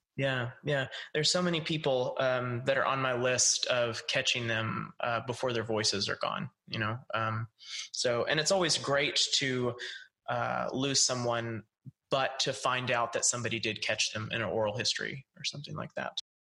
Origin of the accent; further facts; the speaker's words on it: East Texas, United States; I'm from East Texas, and we have a saying similar